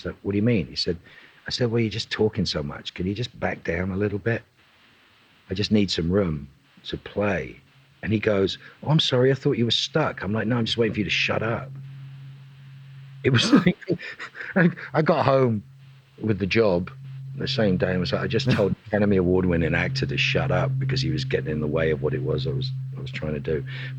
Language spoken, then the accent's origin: English; Dublin, Leinster, Ireland; accent: Dublin; I had a thick Dublin accent at will, but the character I was playing was from Belfast, which is a very different thing.